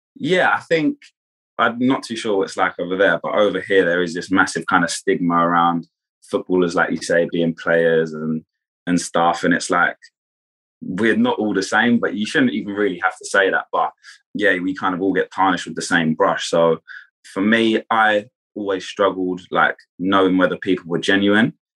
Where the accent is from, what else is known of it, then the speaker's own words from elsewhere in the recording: Kent, South East England, United Kingdom; I'm from Kent in England, which is just outside of London.